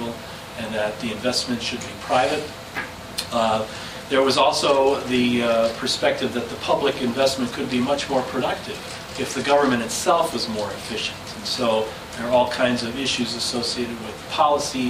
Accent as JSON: {"language": "English", "town": "Denver", "region": "Colorado", "country": "United States", "tie": "born or raised there", "said": "in Denver, Colorado, in my hometown"}